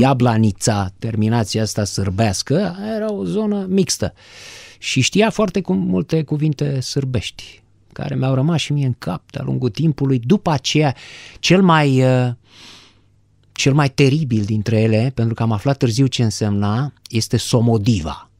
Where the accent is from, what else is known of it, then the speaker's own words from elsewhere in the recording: Bucharest, Romania; am stat în București. În București, sunt bucureștean.